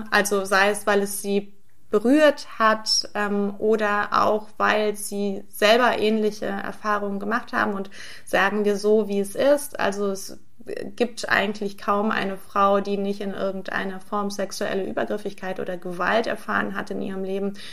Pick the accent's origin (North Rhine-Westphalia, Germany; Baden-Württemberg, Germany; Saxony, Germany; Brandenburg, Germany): North Rhine-Westphalia, Germany; Brühl; now in Berlin, Germany; Naja, wenn man so in Brühl aufwächst, dann ist ja Köln die große weite Welt